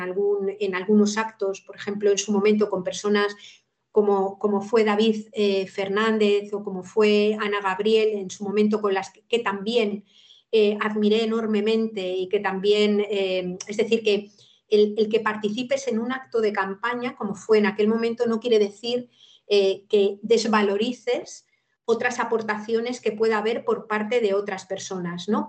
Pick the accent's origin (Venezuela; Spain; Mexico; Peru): Spain; Madrid, Community of Madrid; moved away as an adult; now in Cantabria, Spain; yo soy madrileña de nacimiento y he vivido en Madrid la mayor parte de, mi vida